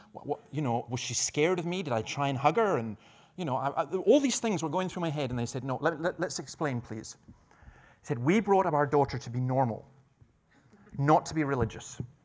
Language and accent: English; Scotland, United Kingdom; I'm Scottish